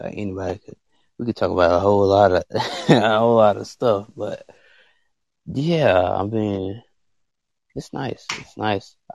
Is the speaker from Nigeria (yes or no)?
yes; Nigeria; I am from Africa, Nigeria.